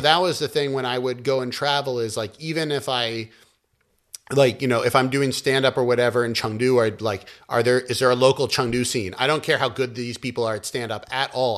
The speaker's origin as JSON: {"language": "English", "country": "United States", "moved": "as an adult", "lives_now": "China", "said": "I'm an American"}